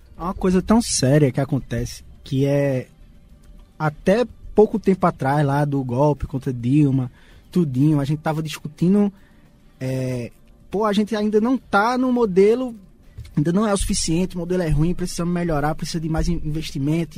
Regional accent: Garanhuns, Pernambuco, Brazil; a gente saiu de Garanhuns para o Recife

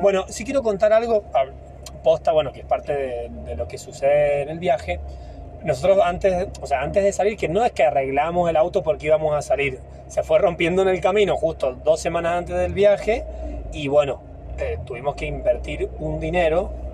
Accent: San Martín, Mendoza, Argentina; moved away; yo nací en un pueblo, en San Martín

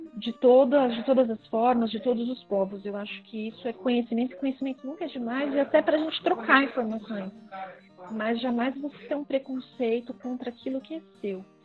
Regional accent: São Paulo, Brazil; eu nasci em São Paulo, né, na capital

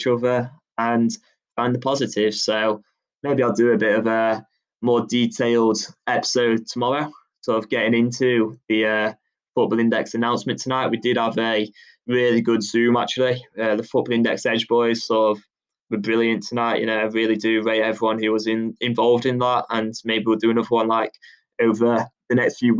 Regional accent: England, United Kingdom; growing up in England

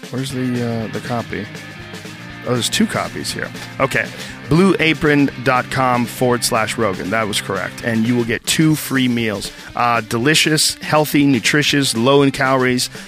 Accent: Boston, Massachusetts, United States; but I grew up in Boston and also delivered newspapers.

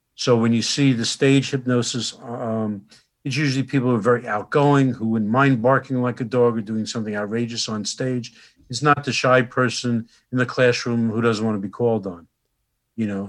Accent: Newark, New Jersey, United States; I grew up right next door in Newark

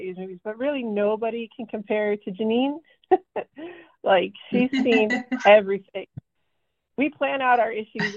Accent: Westchester County, New York, United States; moved away as an adult; now in Washington, D.C., United States; I grew up in Southern New York in Westchester County, just like a very suburban, just north of the Bronx

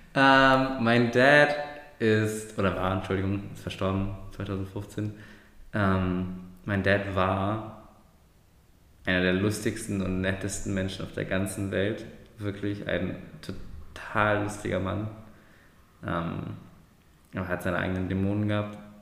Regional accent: Germany; meine Eltern sind aus der Türkei. Ich bin zwar in Deutschland geboren und ich bin zwar deutsch

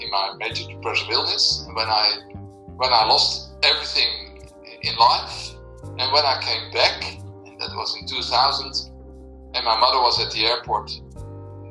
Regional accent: Landsmeer, North Holland, Netherlands; also born or lived in Amsterdam; now in Purmerend, Netherlands; I was born in Amsterdam, and I always lived in around Amsterdam and other cities. And the biggest part, I lived in Landsmeer.

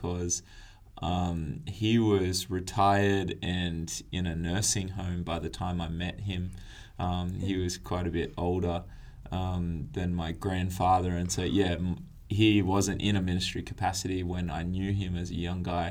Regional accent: Tweed Coast, New South Wales, Australia; moved away as an adult; also born or lived in Newcastle, Australia; now in Adelaide, Australia; I was based up on the Tweed Coast, which is like the southern end of the Gold Coast, for those that don't know the area too well. And yeah, grew up around there

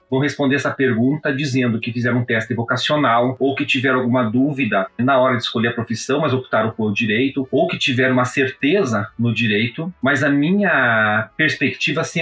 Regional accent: Prudentópolis, Paraná, Brazil; E eu tive uma educação no interior do Paraná, em Prudentópolis, que é a minha cidade natal, a qual ainda tenho um vínculo.

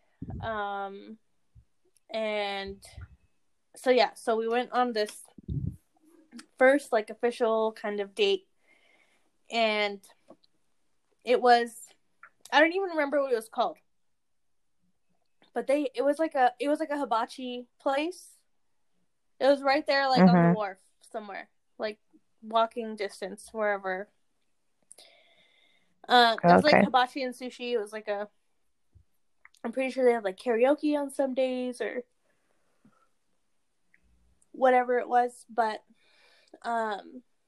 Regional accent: California, United States; I'm from California.

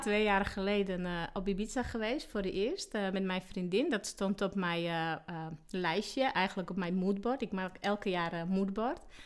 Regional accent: Slovakia; Dutch is a second language; moved away as an adult; now in Sneek, Netherlands; ik kom oorspronkelijk uit Slowakije. Eigenlijk ben ik geboren in Tsjechoslowakije. En eh, daar heb ik tot mijn 23ste eh, gewoond

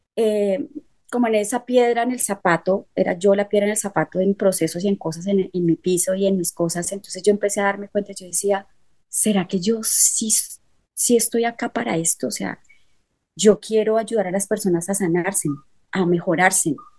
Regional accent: Líbano, Tolima, Colombia; moved away as an adult; also born or lived in Buenos Aires, Argentina / Uruguay; mi pueblo es fundado por eh, eh, una persona que fue quien trajo el primer encuentro espírita al, Líbano

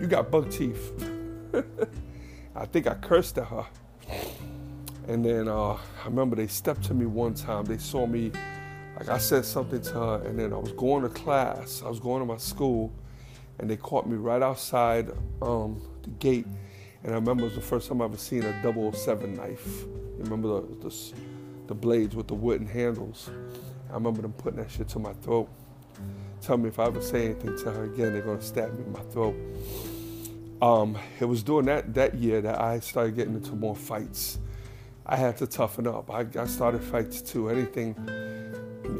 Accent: New York City, New York, United States; also born or lived in Queens; I grew up in the Bronx with the black kids

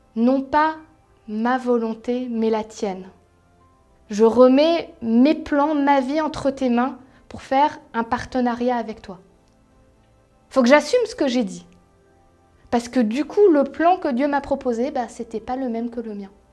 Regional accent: Strasbourg, Grand Est, France; moved away as an adult; now in Paris region, France; je suis alsacienne, strasbourgeoise au départ, très fière de l'être

